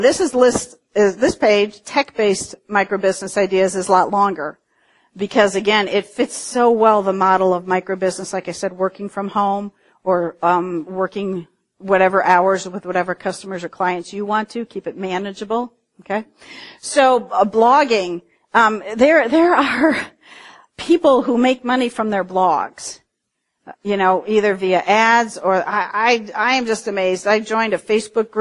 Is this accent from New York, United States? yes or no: no; Cincinnati, Ohio, United States; I was in my hometown of Cincinnati